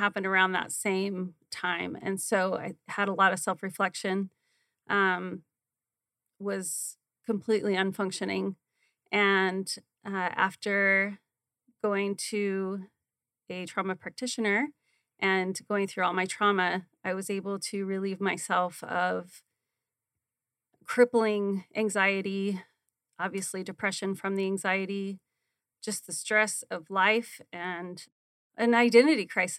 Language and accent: English; Arizona, United States; I grew up also here in Arizona